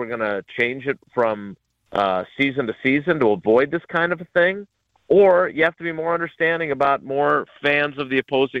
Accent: Milwaukee, Wisconsin, United States; I grew up in Milwaukee.

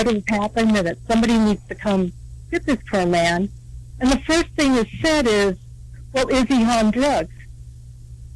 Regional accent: California, United States; moved away; I'm from California

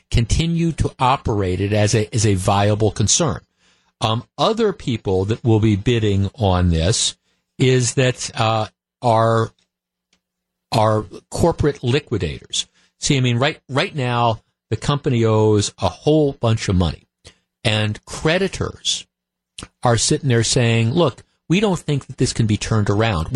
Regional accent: Glendale, Wisconsin, United States; When we moved here when I was a little kid, I grew up in Glendale, and we lived about a mile from Bayshore Shopping Center.

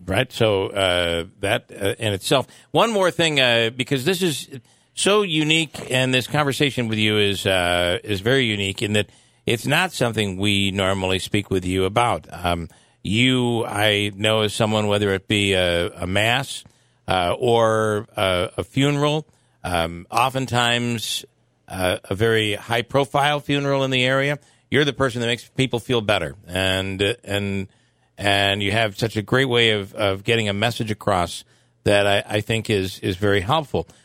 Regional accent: the Mohawk Valley, New York, United States; I grew up in the Valley and spent some time at St. Mary's in Little Falls

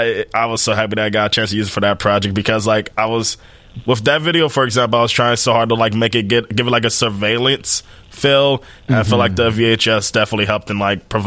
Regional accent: Chicago, Illinois, United States; I was born and raised in Chicago. Oh, okay. South side all of my life.

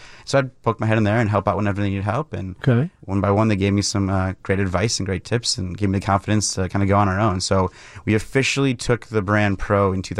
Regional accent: Mukwonago, Wisconsin, United States; So I grew up in Maguanago, Wisconsin, just outside of Milwaukee, and my dad was working at Miller, so I was kind of always around it.

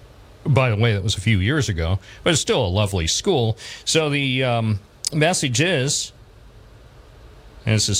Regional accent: Endwell, New York, United States; when I went to Homer Brink back in the day

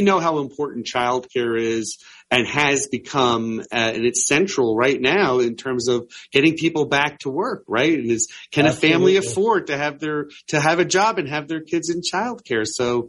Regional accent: Metuchen, New Jersey, United States; also born or lived in Hoboken, New Jersey; now in Summit, United States; growing up, we had a YMCA in the town I grew up in Metuchen, New Jersey. Then when I had my first job in Hoboken, New Jersey, we had a great Y that I was a member of. And in Summit, New Jersey, where I live with my family

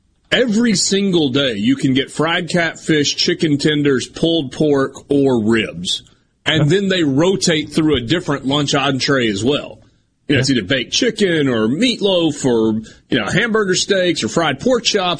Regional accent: Connecticut, United States; I grew up in Connecticut, and gas station food didn't exist. It was looked down on if there was an offering. It took a while to get used to walking into a gas station and getting food here in the South.

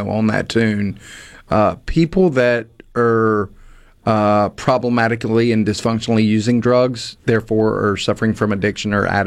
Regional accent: Hattiesburg, Mississippi, United States; I'm originally from Hattiesburg, grew up in a good, loving, well-respected family

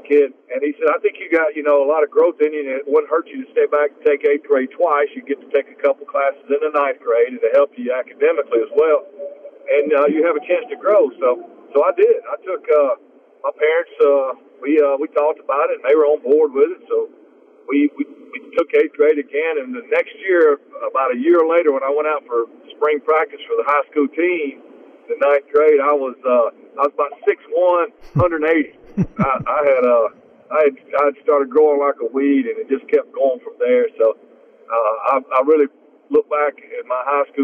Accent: Pontotoc, Mississippi, United States; also born or lived in Verona, Mississippi; growing up in Pontotoc, I was in South Pontotoc, a little town, Algoma

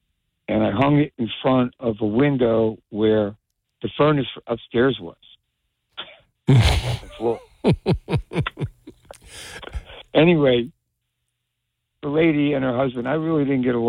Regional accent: Union, New Jersey, United States; I'm from Union too.

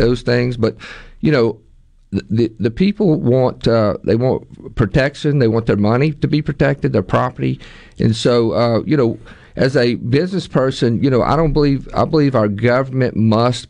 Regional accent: Ocean Springs, Mississippi, United States; also born or lived in Meridian, Mississippi; I'm born and raised in Mississippi. I was born in Meridian, raised on the Mississippi Gulf Coast in Ocean Springs.

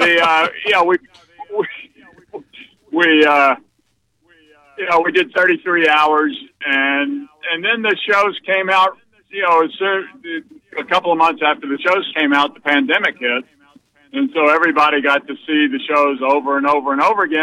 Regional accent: Mobile, Alabama, United States; I grew up in Mobile

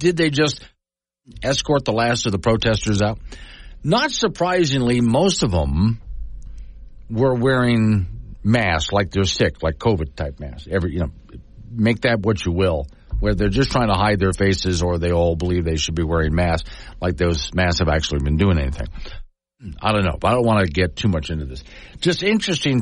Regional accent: United States; I'm an American in America

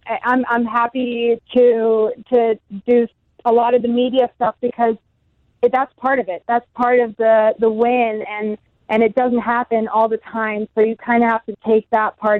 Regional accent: Germany; moved away; also born or lived in United States; I'm German, or I grew up in Germany, but I spent a lot of time in the States

